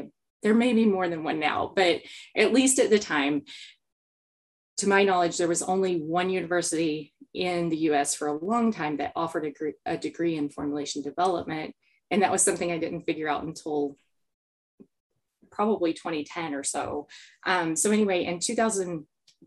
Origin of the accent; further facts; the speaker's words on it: South Georgia, United States; I grew up in South Georgia.